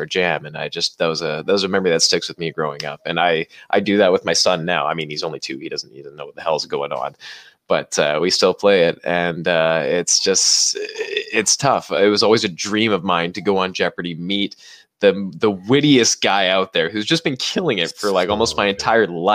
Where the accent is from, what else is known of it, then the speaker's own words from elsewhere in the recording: Canada; We're Canadian